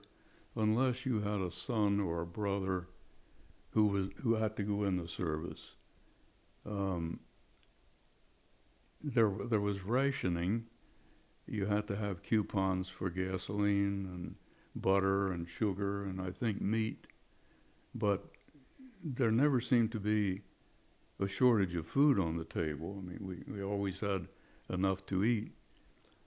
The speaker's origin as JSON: {"language": "English", "town": "Chestertown", "region": "Maryland", "country": "United States", "tie": "born or raised there", "also_born_or_lived": "Easton, Maryland", "moved": "as an adult", "said": "My parents lived in Chestertown, so I'm a native of Chestertown."}